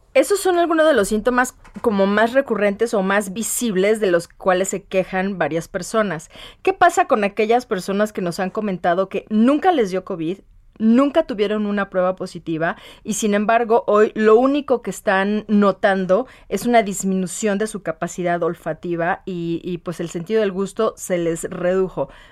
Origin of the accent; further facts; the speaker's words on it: Morelia, Michoacán, Mexico; yo soy de Morelia